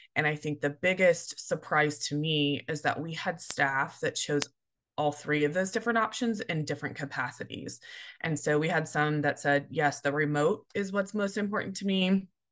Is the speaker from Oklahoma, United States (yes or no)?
yes; Tulsa, Oklahoma, United States; moved away as an adult; also born or lived in Chicago / Missouri; moving back to my hometown of Tulsa